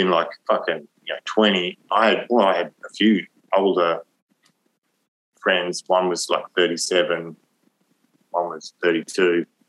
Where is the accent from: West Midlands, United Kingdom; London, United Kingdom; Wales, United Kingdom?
London, United Kingdom; moved away; I grew up partly in London